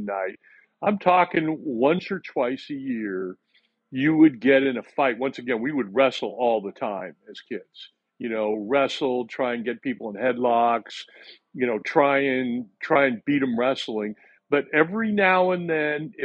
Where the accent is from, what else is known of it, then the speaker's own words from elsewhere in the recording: Whittier, California, United States; So I grew up in Whittier, California, which was a middle-class town.